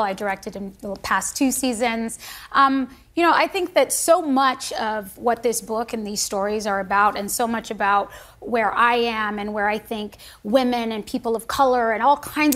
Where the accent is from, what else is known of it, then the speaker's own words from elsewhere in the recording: United States; I am a patriot. I am an American